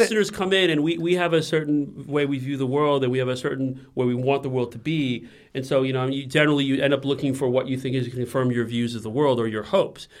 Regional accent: United States; moved away; also born or lived in China; as an American

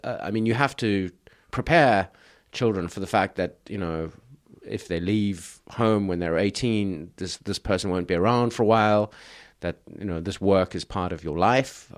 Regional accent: South Africa; now in China; I grew up in South Africa

